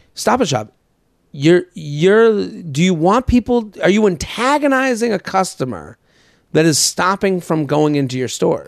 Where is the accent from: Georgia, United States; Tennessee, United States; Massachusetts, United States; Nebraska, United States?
Massachusetts, United States; outside of Boston; now in New York, United States; I'm from Boston. Like, I even, you know, I'm from outside